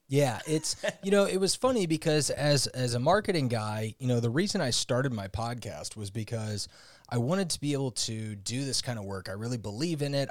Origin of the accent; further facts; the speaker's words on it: St. Louis, Missouri, United States; also born or lived in Indiana; I grew up in Saint Louis, Missouri, where I still currently live.